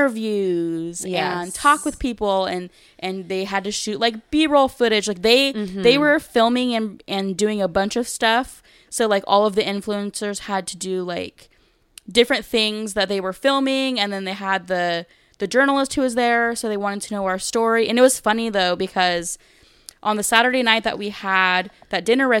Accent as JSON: {"language": "English", "region": "California", "country": "United States", "said": "The only question Gabe answered was where we're from, and he's like, we're from California, and that was literally it."}